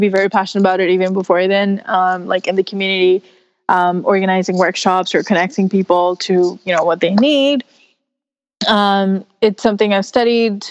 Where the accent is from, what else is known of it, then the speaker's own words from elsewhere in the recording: New York City, New York, United States; In New York City, exploring my hometown